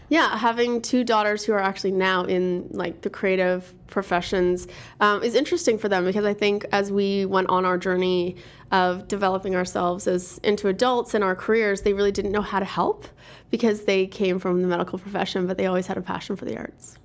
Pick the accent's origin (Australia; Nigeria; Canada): Canada; Toronto, Ontario; also born or lived in Quebec / New York City; Born and raised in Toronto, proud to be from Toronto